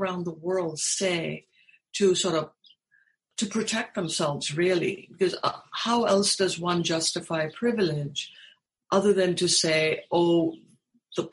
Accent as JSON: {"language": "English", "town": "Mumbai", "region": "Maharashtra", "country": "India", "tie": "born or raised there", "also_born_or_lived": "Texas, United States", "moved": "as an adult", "lives_now": "United States", "said": "growing up in India"}